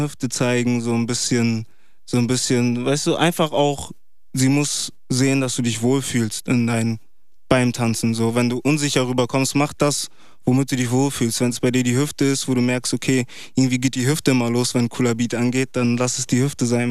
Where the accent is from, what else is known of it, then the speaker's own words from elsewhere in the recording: Bremen, Germany; Ich komme aus Bremen